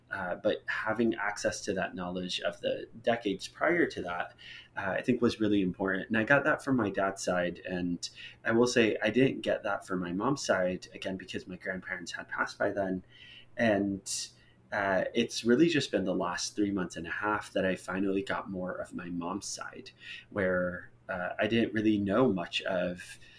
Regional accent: Jordan; born there; and so I was born in Jordan.

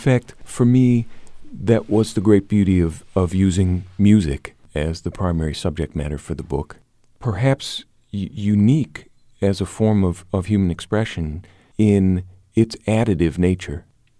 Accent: Bangkok, Thailand; also born or lived in Chicago, United States; Actually, I was born in Chicago and went to Bangkok as an 11-year-old and spent my teen years there, not quite 10.

